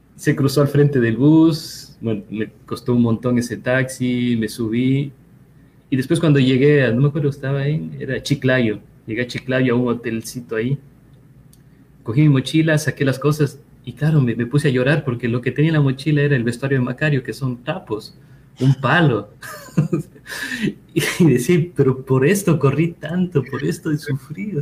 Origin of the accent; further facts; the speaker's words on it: Ecuador; moved away as an adult; also born or lived in Cuenca, Ecuador / Quito, Ecuador / France; now in United States; algunos años fuera del país